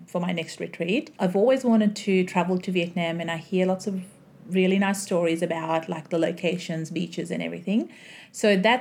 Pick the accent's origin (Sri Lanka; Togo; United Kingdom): Sri Lanka; now in Melbourne, Australia; So my upbringings were in Sri Lanka. Then my whole family moved here to Australia. So Now I live in Australia